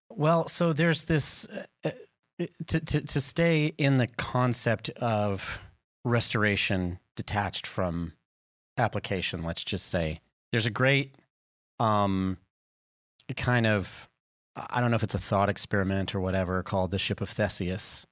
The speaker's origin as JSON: {"language": "English", "region": "the South", "country": "United States", "said": "I'm from the South"}